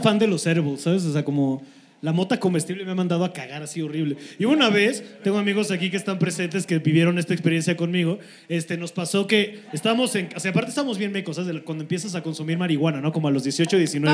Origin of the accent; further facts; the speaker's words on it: Cuernavaca, Morelos, Mexico; Nosotros los de Morelos